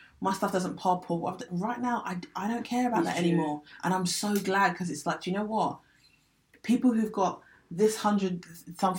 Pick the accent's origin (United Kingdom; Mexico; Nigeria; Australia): United Kingdom; Essex, East of England; I grew up in Essex